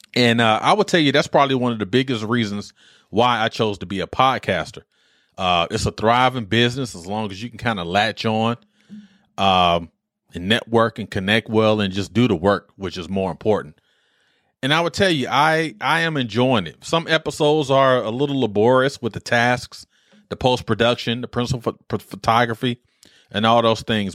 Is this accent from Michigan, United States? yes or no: yes; Detroit, Michigan, United States; moved away; growing up in Detroit